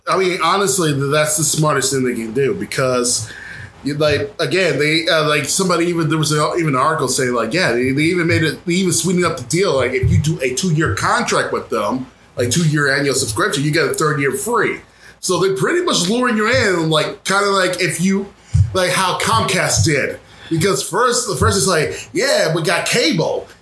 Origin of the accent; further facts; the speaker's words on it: Indiana, United States; growing up in Indiana